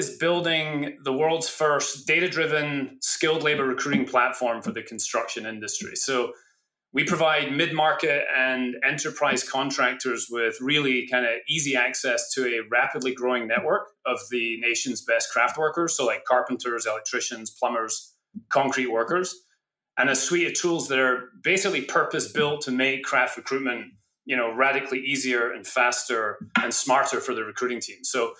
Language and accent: English; Scotland, United Kingdom; born there; I was born in Scotland, which you've made quite a thing of.